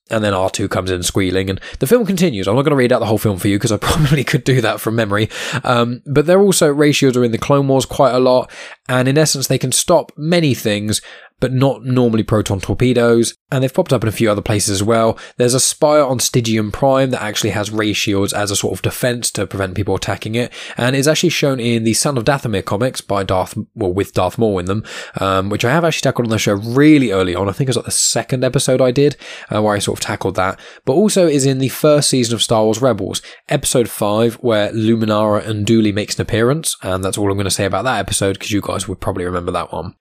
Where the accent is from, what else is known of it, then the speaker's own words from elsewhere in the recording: Southampton, South East England, United Kingdom; my hometown where I'm currently living in Southampton